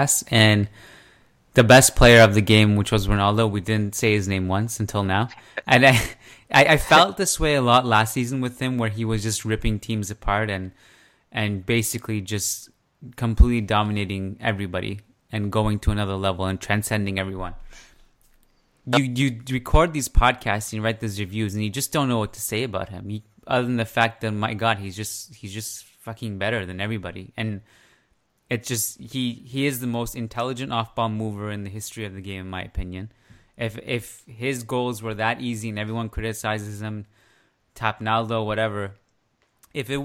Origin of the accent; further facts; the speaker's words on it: Canada; growing up in Canada, especially in a smaller city